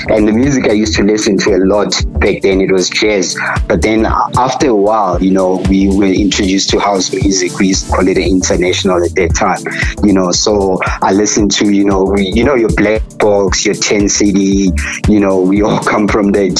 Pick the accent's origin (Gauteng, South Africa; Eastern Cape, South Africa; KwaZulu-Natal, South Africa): Gauteng, South Africa; Katlehong; I was born in the East Rand in Katlehong, township called Katlehong